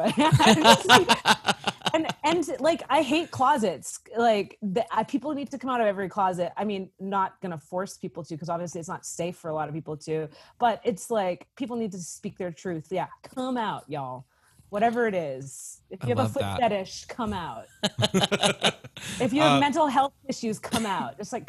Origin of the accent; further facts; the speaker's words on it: East Coast, United States; growing up on the East Coast and the West Coast, coming to the South, it's just like, I have grown up, as an other my whole life.